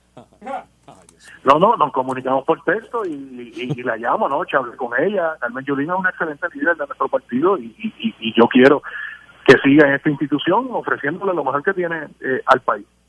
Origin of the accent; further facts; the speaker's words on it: Orocovis, Puerto Rico; Yo fui presidente de la juventud en mi pueblo Orocó